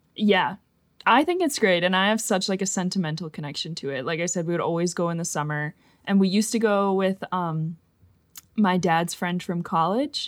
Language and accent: English; Fox Valley, Wisconsin, United States; We are both from the Fox Valley in Wisconsin, like, Appleton, Neenah area